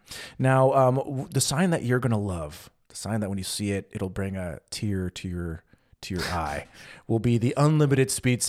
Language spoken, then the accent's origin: English; West Coast, United States; growing up in the West Coast in the U.S., I never really experienced toll roads at all.